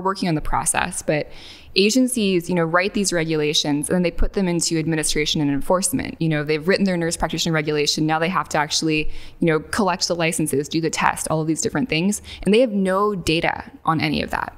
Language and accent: English; northwest Arkansas, United States; I grew up in a very bucolic part of Arkansas, um, in the northwest part of the state